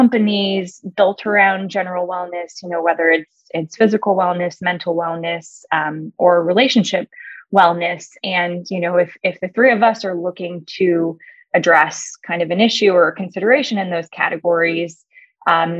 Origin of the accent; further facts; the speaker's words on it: California, United States; moved away as an adult; also born or lived in Chicago; I'm a Californian originally